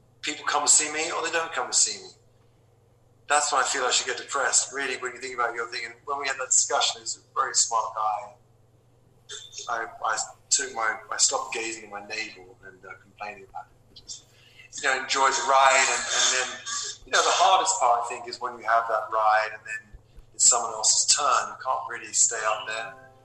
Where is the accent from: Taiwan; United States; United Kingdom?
United Kingdom; London; I was from London